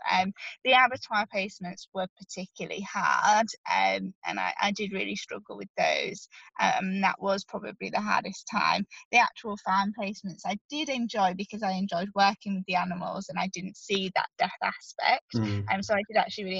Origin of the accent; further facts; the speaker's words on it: Yorkshire and the Humber, United Kingdom; I'm from Yorkshire, so I live near lots and lots of farms, so I could live at home